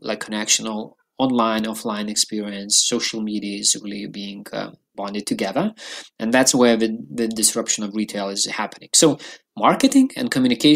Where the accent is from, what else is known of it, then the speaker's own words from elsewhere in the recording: Lithuania; also born or lived in London; I used to live in London for a while, but I'm from Lithuania